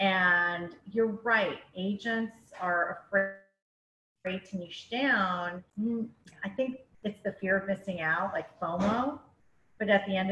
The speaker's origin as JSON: {"language": "English", "country": "Canada", "moved": "yes", "lives_now": "Florida, United States", "said": "I'm Canadian"}